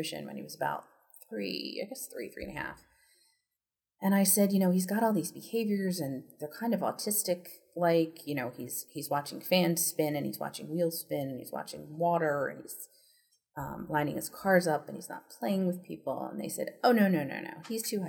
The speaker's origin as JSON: {"language": "English", "area": "suburbs of Philadelphia", "region": "Pennsylvania", "country": "United States", "tie": "born or raised there", "said": "I was born right outside of Philadelphia in one of the suburbs"}